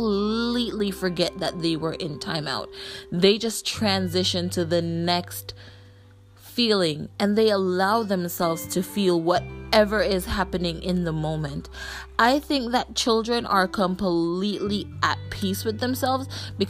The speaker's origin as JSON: {"language": "English", "country": "Jamaica", "said": "from where I'm from, and I'm Jamaican"}